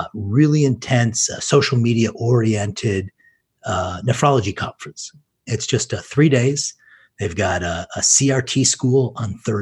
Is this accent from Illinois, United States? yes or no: no; Detroit, Michigan, United States; I was born and raised in Detroit.